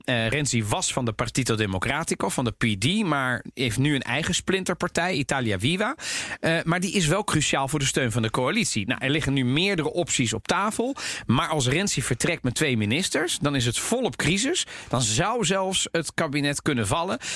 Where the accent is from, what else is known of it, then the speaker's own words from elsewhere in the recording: The Hague, South Holland, Netherlands; in Den Haag, waar ik ben opgegroeid